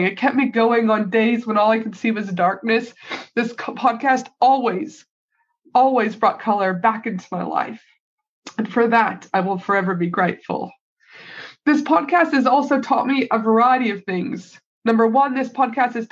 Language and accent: English; Canada; now in Australia; my home country of Canada